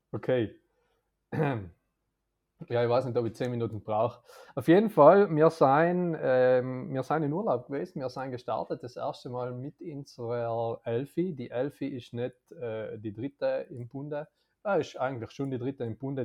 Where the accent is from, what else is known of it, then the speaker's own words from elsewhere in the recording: South Tyrol, Trentino-Alto Adige, Italy; als Südtiroler